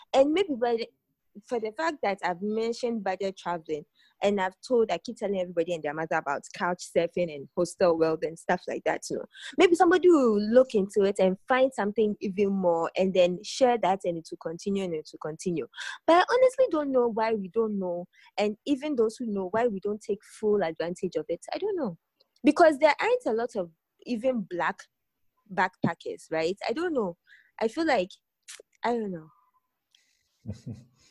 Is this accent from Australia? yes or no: no; Ghana; as a Ghanaian blogger